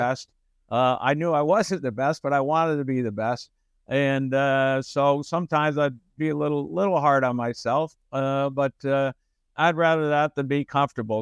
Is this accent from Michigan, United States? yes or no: yes; Detroit, Michigan, United States; moved away; I grew up in Detroit, Michigan.